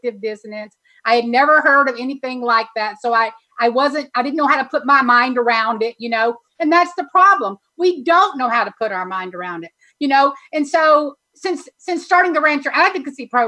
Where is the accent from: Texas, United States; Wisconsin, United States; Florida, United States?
Texas, United States; being a Texan